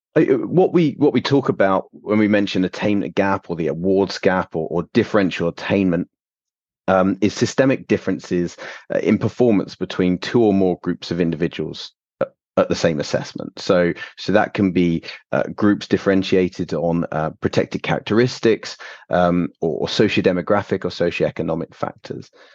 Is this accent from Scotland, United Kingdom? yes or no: no; London, United Kingdom; moved away as an adult; also born or lived in Canada / Warwick; now in East Midlands, United Kingdom; I am originally from London.